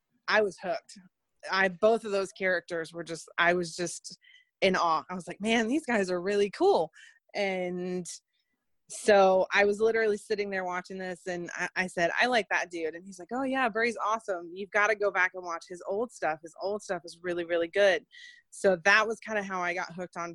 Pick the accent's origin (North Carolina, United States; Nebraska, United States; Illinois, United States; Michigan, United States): North Carolina, United States; Leicester; moved away as an adult; now in Indiana, United States; born and raised in a city called Leicester, which is actually not far from where Daze lives, I don't think. And I moved to the U.S. with my family when I was 9 and lived in North Carolina for most of my life